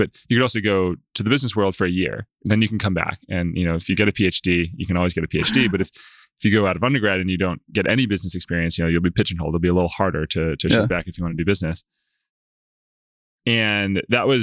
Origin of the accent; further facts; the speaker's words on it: Clemmons, North Carolina, United States; I grew up in Central North Carolina. Small town, kind of outside